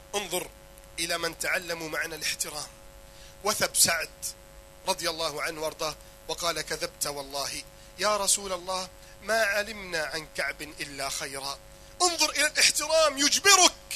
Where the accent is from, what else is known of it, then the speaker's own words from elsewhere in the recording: Egypt; عندنا في مصر